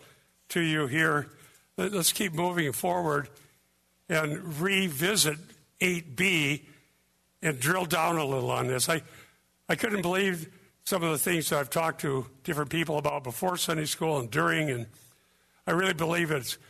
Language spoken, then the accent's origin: English; Iowa, United States; I was born in Iowa